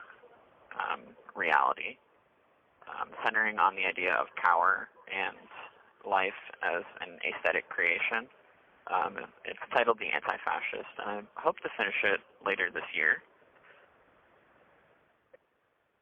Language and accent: English; Broward County, Florida, United States; moved away as an adult; also born or lived in Portland, Oregon; now in Wilsonville, United States; I'm originally from Broward County, Florida.